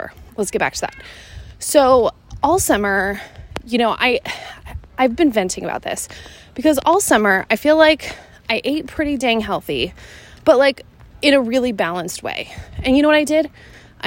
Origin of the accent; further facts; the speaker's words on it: Seattle, Washington, United States; moved away as an adult; my hometown of Seattle, Washington